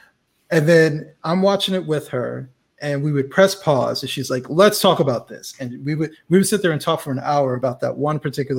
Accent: United States; well, I say American because I'm American

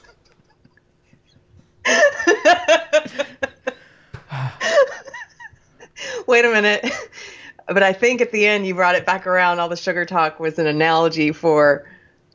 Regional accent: the South, United States; growing up in the South

